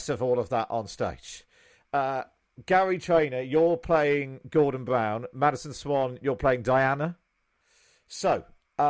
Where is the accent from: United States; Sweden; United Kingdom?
United Kingdom; England; To us English people